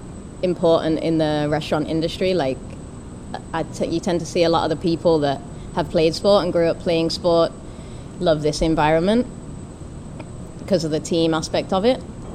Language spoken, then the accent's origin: English; Birmingham, West Midlands, United Kingdom; moved away as an adult; also born or lived in Australia; now in Miami, United States; So I'm originally from Birmingham in England.